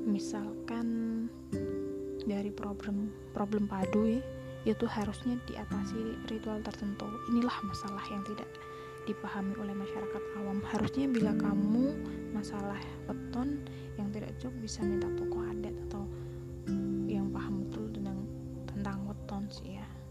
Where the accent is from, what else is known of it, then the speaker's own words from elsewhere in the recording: Java, Indonesia; aku juga orang Jawa